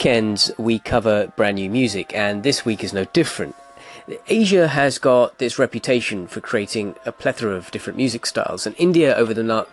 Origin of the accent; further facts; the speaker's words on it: Hounslow, London, United Kingdom; I grew up in Hounslow in West London